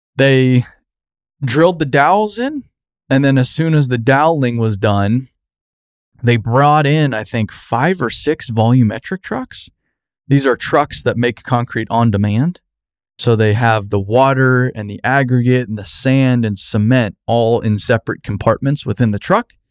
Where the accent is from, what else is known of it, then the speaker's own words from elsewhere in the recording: Arizona, United States; moved away; growing up in Arizona